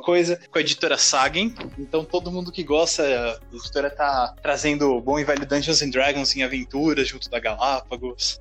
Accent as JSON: {"language": "Portuguese", "country": "Brazil", "said": "aqui o Brasil"}